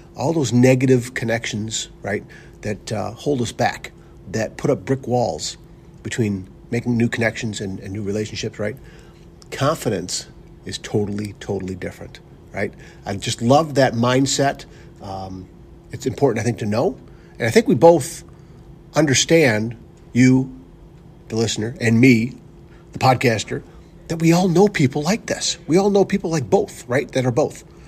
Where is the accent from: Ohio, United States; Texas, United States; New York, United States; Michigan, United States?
Michigan, United States; Northville; we grew up in Northville, Michigan together.